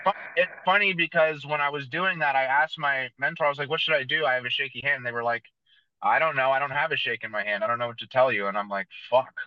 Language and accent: English; San Jose, California, United States; I was born and raised in San Jose, California, so it's about an hour south of San Francisco.